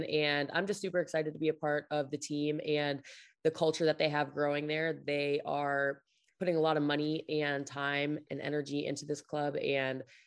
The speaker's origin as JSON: {"language": "English", "town": "De Pere", "region": "Wisconsin", "country": "United States", "tie": "born or raised there", "also_born_or_lived": "Pullman, Washington", "moved": "as an adult", "lives_now": "Kansas City, United States", "said": "I grew up in a small town in Wisconsin called De Pere, Wisconsin"}